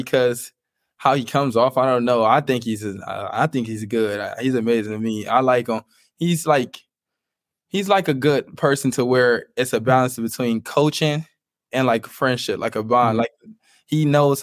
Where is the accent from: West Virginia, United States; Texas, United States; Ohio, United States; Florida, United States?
Ohio, United States; Cleveland; I'm from Cleveland. I'm from like the inner city.